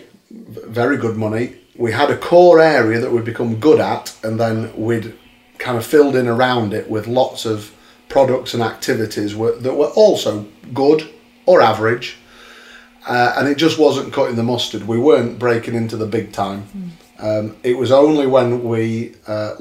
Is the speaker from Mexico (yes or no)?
no; Sheffield, Yorkshire and the Humber, United Kingdom; I'm a bit of a home bird. I'm from Sheffield, born here. I've never left